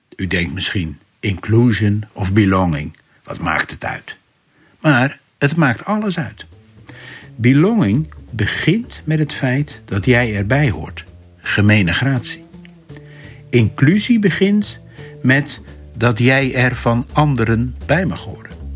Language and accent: Dutch; Rotterdam, South Holland, Netherlands; Als Rotterdammer